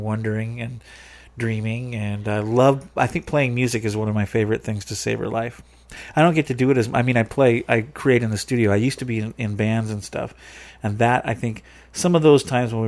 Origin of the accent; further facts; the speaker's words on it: Aberdeen, Washington, United States; We're all from Aberdeen, Washington.